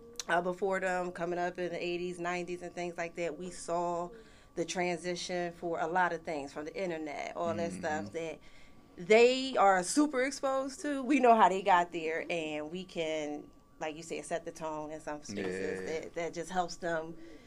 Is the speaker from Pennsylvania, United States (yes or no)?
yes; Philadelphia, Pennsylvania, United States; I'm from North Philly.